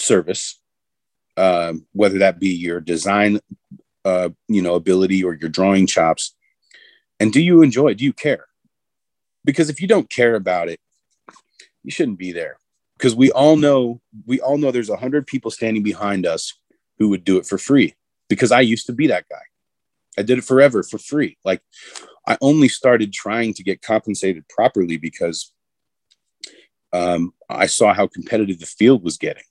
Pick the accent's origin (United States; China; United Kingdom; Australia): United States; Indianapolis, Indiana; I'm from Indianapolis